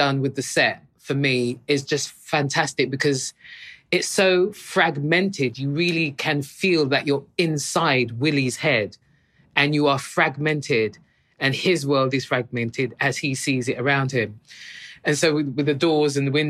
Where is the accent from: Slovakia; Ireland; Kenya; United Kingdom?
United Kingdom; as a Brit